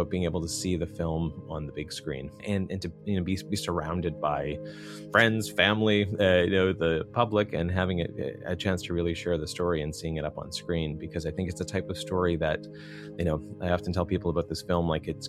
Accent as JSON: {"language": "English", "town": "Rothesay", "region": "New Brunswick", "country": "Canada", "tie": "born or raised there", "said": "Yeah, I grew up in just outside of St. John, New Brunswick, a town called Rosse."}